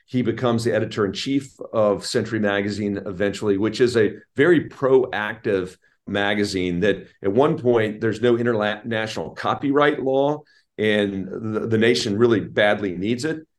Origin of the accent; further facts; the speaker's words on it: Virginia, United States; I'm from Virginia